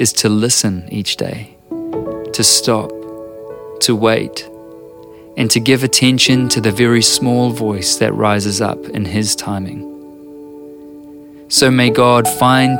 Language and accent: English; New Zealand